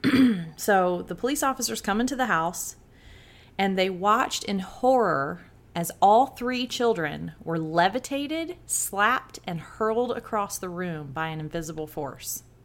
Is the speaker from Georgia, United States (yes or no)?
yes; South Georgia, United States; I grew up in South Georgia